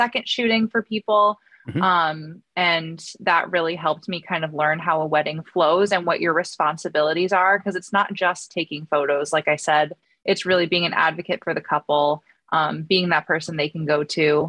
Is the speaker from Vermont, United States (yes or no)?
no; New Hampshire, United States; moved away as an adult; now in Boston, United States; I'm originally from New Hampshire, but I just moved to Boston at the end of last summer